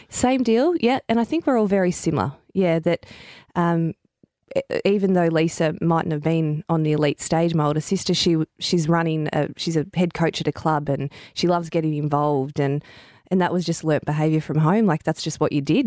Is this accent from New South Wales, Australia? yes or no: no; Victoria, Australia; moved away as an adult; also born or lived in Queensland / Sydney; until I really moved out of Victoria and played for Firebirds and, and Sydney, I got on the court a lot. But when I was playing in my home state at the Vixen's